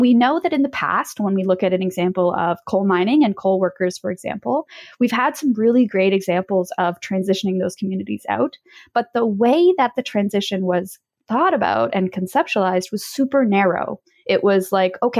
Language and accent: English; Quebec, Canada; I grew up in Quebec